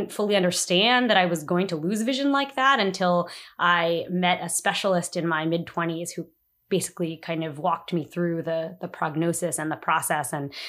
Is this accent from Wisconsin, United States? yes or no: no; New Jersey, United States; now in Washington, D.C., United States; I live in Washington, D.C. I've been living in the city for about 5 years now. I'm originally from New Jersey.